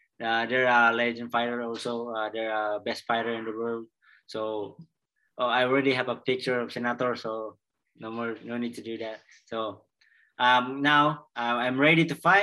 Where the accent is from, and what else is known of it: Philippines